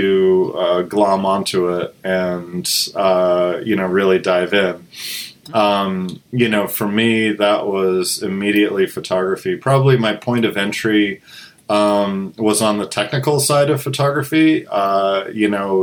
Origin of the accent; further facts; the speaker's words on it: just north of Boston, eastern Massachusetts, United States; I grew up in eastern Massachusetts, just north of Boston